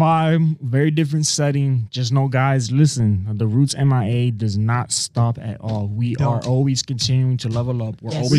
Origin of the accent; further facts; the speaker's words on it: South Florida, United States; We're all from South Florida.